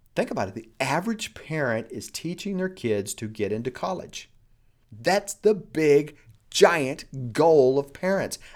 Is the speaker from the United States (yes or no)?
yes; United States